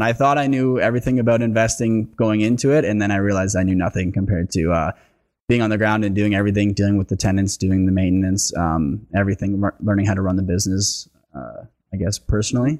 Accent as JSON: {"language": "English", "town": "Lindsay", "region": "Ontario", "country": "Canada", "moved": "yes", "said": "I'm oh originally from Lindsay, so I know the area well"}